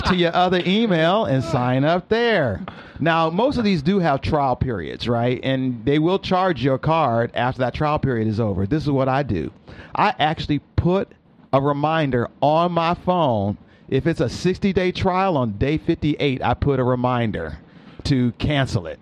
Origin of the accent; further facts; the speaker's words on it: Peoria, Illinois, United States; moved away; who I was in Peoria growing up